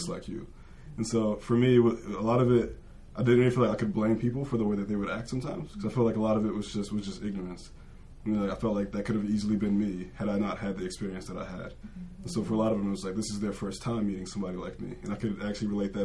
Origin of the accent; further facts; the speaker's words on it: Philadelphia, Pennsylvania, United States; growing up, I was in Philadelphia